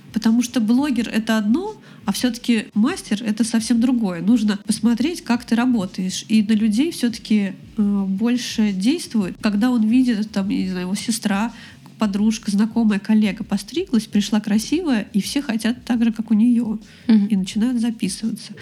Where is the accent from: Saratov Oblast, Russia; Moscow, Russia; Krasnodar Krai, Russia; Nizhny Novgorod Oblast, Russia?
Moscow, Russia; moved away as an adult; now in Saint Petersburg, Russia; я из Москвы. Ну, я из Подмосковья, но всю жизнь прожила в Москве